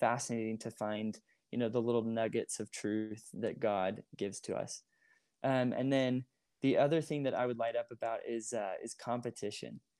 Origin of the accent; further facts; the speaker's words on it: Moorestown, New Jersey, United States; moved away as an adult; also born or lived in Utah County, Utah; I grew up in Moorestown